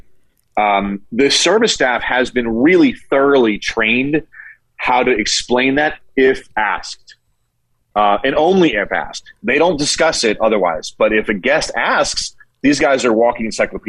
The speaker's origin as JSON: {"language": "English", "region": "Northeast", "country": "United States", "moved": "yes", "said": "I'm from the Northeast and we call everybody guys"}